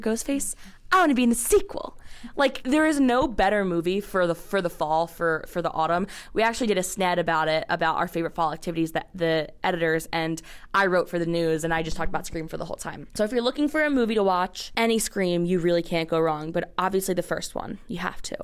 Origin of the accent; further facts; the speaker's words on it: Philadelphia, Pennsylvania, United States; moved away as an adult; now in Pittsburgh, United States; I am a junior at Pitt, but I am from Philly